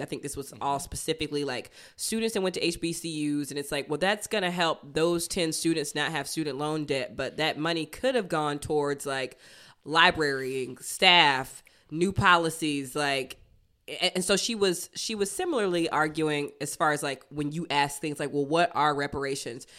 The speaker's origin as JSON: {"language": "English", "town": "Athens", "region": "Georgia", "country": "United States", "tie": "born or raised there"}